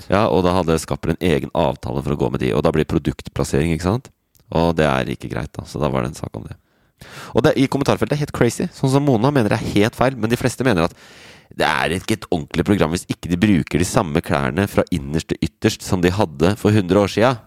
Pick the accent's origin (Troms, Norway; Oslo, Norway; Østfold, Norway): Oslo, Norway; Det er jeg som kommer fra Oslo